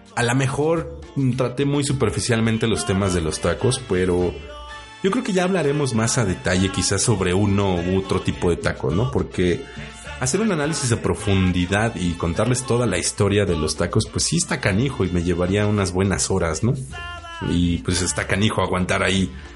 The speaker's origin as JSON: {"language": "Spanish", "country": "Mexico", "said": "como buenos mexicanos"}